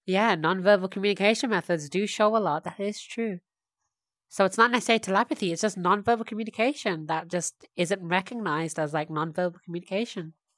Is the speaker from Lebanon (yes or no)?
no; United Kingdom; British of me